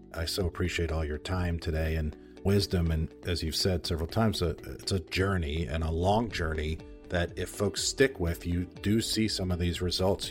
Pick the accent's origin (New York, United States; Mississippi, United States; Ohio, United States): New York, United States; I grew up in New York